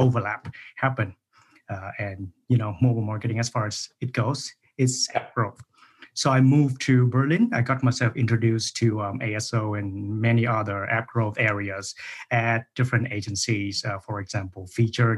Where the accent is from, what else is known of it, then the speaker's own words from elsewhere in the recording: Vietnam; moved away as an adult; also born or lived in Germany / Cyprus; in Vietnam, my home country. And then after graduating from that program, I moved to Germany